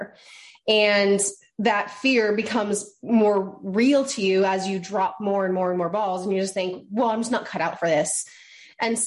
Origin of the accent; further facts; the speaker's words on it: Maine, United States; I'm from Maine.